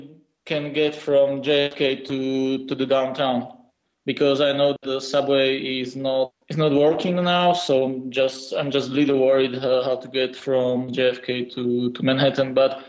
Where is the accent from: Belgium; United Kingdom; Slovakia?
Slovakia; English is a second language; now in Prague, Czechia; I live in Prague, Czech Republic. I come from Slovakia.